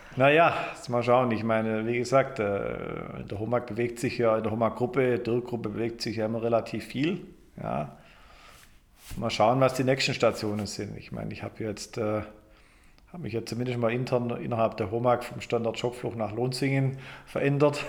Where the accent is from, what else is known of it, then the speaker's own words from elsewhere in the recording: Germany; moved away as an adult; also born or lived in Michigan, United States; ich komme aber ursprünglich aus Deutschland